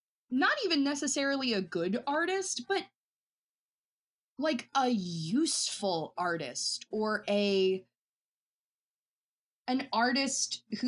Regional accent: Asheville, North Carolina, United States; You know, like I grew up moving all over the South, and I always say that I grew up in Asheville, North Carolina, just because that's where my family sort of settled after a lot of moving.

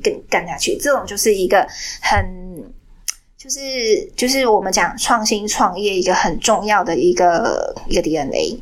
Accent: Taiwan; 我今天被在台湾，我是台湾人

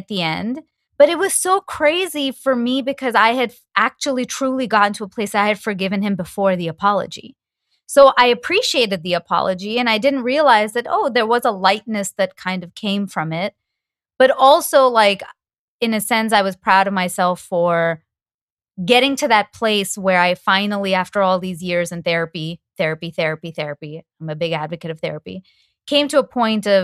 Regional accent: Toronto, Ontario, Canada; moved away; I'm from Toronto. I just went back home for the holidays

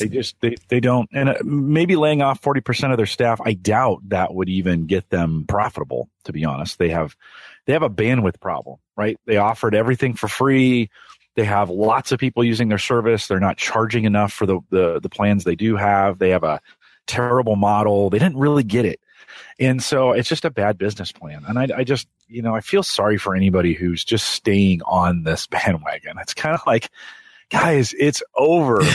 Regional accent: Silicon Valley, California, United States; I grew up in the Silicon Valley

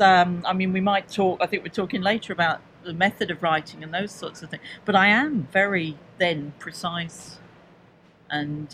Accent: London, United Kingdom; I come from London, as you may guess from the accent

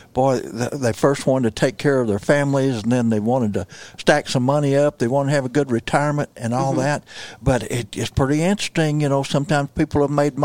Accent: southern Missouri, United States; kind of southern Missouri

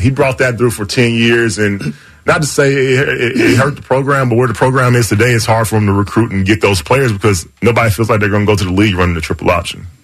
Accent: the South, United States; I'm from the South

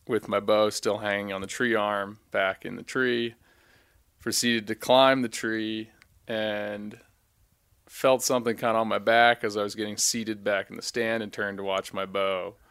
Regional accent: Trappe, Maryland, United States; now in Ketchum, United States; I am from Trapp, Maryland. I live in Ketchum

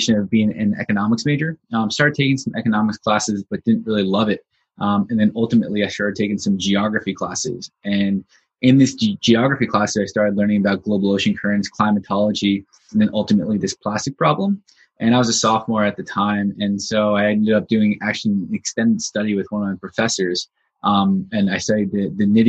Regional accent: New York, United States; We're from New York

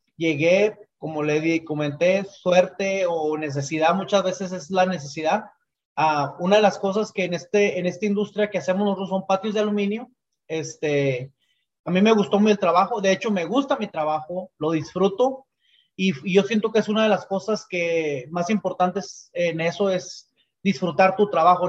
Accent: Chihuahua, Mexico; moved away as an adult; now in United States; orgullosamente eh, somos de Chihuahua

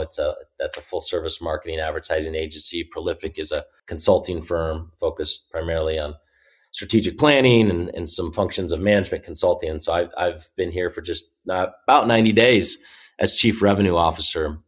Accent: Indianapolis, Indiana, United States; I grew up here in Indy

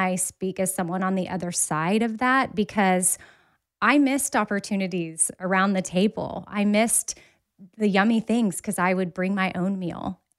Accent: Austin, Texas, United States; It was, we grew up in Onion Creek, so South Austin.

